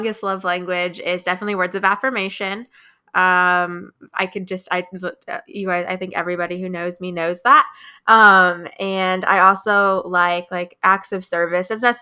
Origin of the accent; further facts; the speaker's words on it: Midwest, United States; now in Wilmington, United States; I am from the Midwest, about an hour east of Chicago